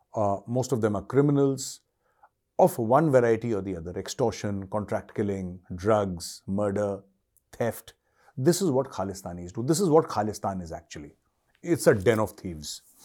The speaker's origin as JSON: {"language": "English", "country": "India", "said": "as an Indian"}